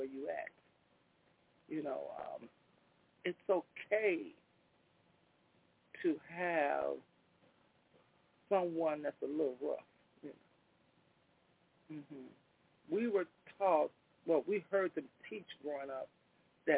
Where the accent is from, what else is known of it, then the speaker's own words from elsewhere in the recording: Chicago, Illinois, United States; also born or lived in Englewood, south side of Chicago; We was raised up on the west side of Chicago, between Central Park and Holman